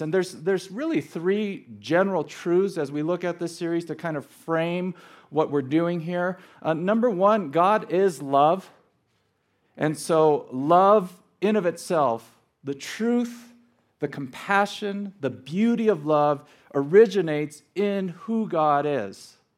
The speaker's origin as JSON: {"language": "English", "town": "Los Angeles", "region": "California", "country": "United States", "tie": "born or raised there", "also_born_or_lived": "Scottsdale, Arizona", "said": "was born and raised in Los Angeles"}